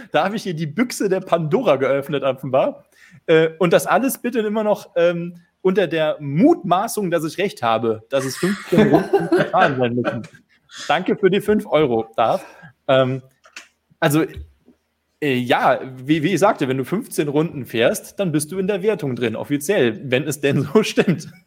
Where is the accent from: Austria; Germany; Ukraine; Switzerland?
Germany; Bitburg, Rhineland-Palatinate; Äh, viele Grüße in meiner Heimat, Pitburg.